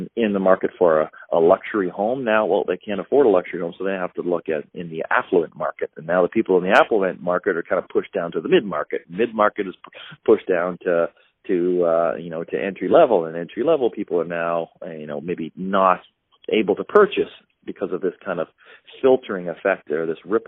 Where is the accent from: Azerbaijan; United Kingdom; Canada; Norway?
Canada; I'm a Canadian